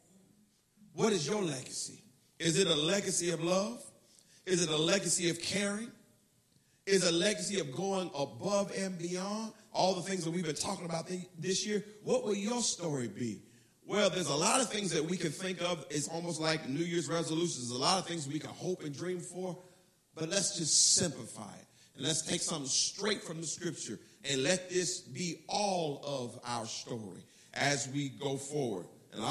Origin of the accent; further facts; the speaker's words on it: United States; I was from America